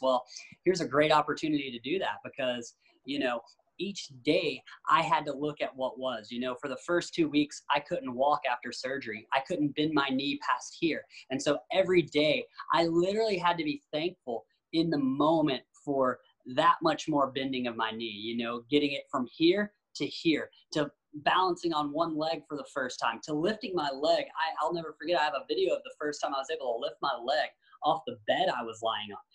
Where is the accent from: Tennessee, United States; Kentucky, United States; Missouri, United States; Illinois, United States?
Tennessee, United States; I grew up in Tennessee where skating wasn't really popular